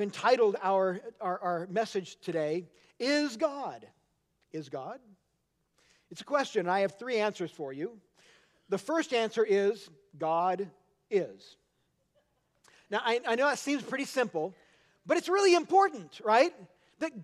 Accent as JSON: {"language": "English", "town": "Anchorage", "region": "Alaska", "country": "United States", "tie": "born or raised there", "said": "I grew up in Anchorage, Alaska."}